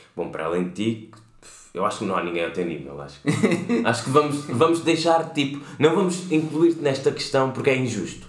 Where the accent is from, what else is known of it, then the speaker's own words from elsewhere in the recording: Portugal; venho de Portugal